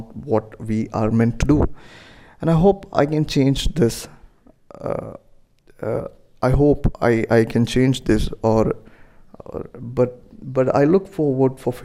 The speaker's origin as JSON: {"language": "English", "country": "India", "said": "I'm an Indian, so as an Indian parents from middle class"}